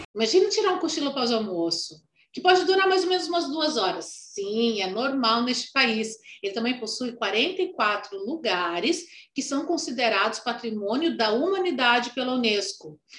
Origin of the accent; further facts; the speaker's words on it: Brazil; also born or lived in United States; eu saí com 16 anos do Brasil Fiquei um ano fora e voltei com 17